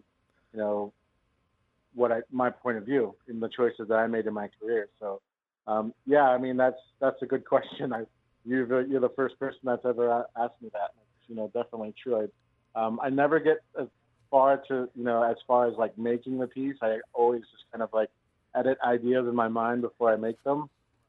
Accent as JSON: {"language": "English", "town": "Santa Fe", "region": "New Mexico", "country": "United States", "tie": "born or raised there", "said": "I grew up in Santa Fe. I was one of the few people that can say that I was born there."}